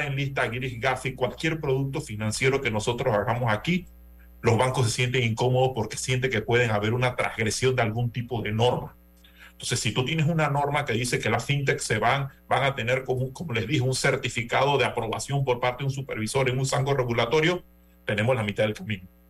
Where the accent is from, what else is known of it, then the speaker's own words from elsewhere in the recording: Panama; estamos en Panamá